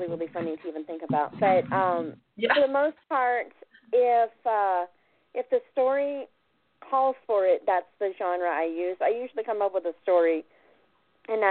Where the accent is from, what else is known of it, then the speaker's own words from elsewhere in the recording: Oklahoma, United States; I was born in Oklahoma to an Okie father